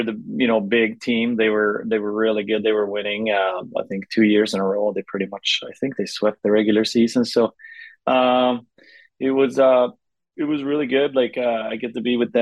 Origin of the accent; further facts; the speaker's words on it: Stockholm, Stockholm County, Sweden; moved away as an adult; also born or lived in Pensacola, United States; now in Florida, United States; I grew up in Stockholm, or, you know, suburb, just 50 minutes outside of the city